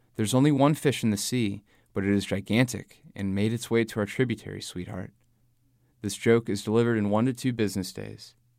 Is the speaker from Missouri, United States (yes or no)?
yes; St. Louis, Missouri, United States; now in New Orleans, United States; I grew up in Saint Louis, and now I live in New Orleans.